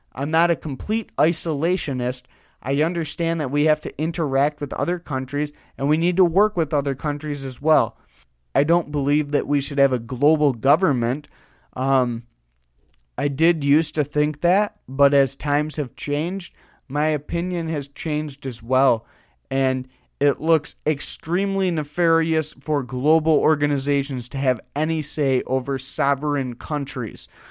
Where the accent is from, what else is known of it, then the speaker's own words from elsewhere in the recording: United States; We're all American citizens